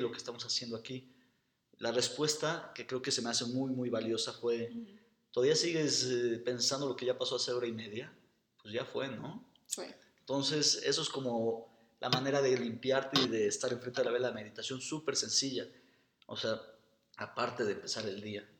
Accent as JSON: {"language": "Spanish", "country": "Mexico", "said": "soy arquitecto mexicano"}